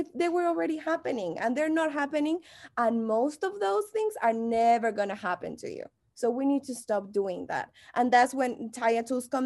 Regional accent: Mexico; English is a second language; moved away as an adult; now in Los Angeles, United States; if you haven't noticed my accent, I'm from Mexico

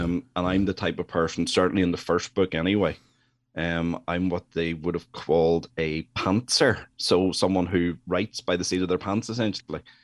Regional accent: Northern Ireland, United Kingdom; I'm from Northern Ireland.

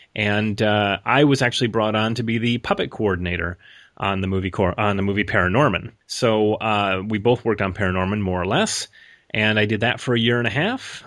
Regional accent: Rochester, New York, United States; also born or lived in Los Angeles; now in Portland, United States; I'm originally from Rochester, New York

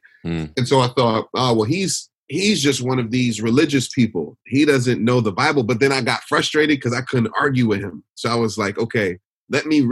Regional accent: Detroit, Michigan, United States; now in Philadelphia, United States; I was born and raised in Detroit.

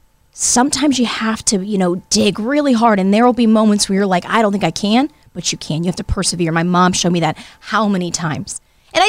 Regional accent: Youngstown, Ohio, United States; Youngstown's where I grew up

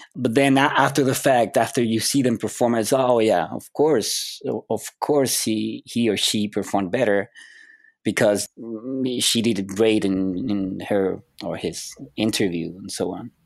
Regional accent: Chile; moved away as an adult; I'm from Chile, South America.

